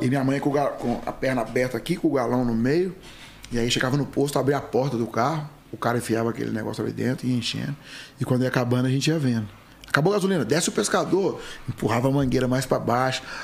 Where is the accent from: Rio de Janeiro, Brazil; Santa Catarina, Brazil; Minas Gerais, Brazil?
Minas Gerais, Brazil; Passos; nasci em uma família muito humilde no interior de Minas Gerais